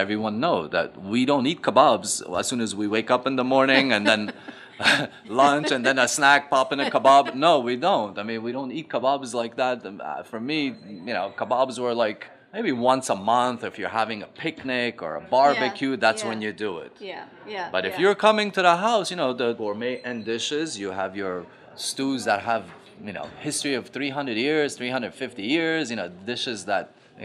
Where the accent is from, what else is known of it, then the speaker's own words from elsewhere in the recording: Afghanistan; moved away; I'm from Afghanistan